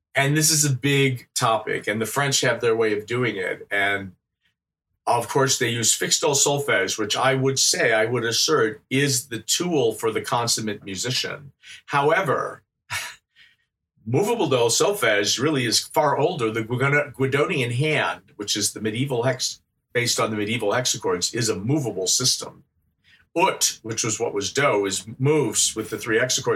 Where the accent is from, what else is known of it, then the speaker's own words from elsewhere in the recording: Midwest, United States; moved away as an adult; also born or lived in France; growing up in the Midwest, Midwestern United States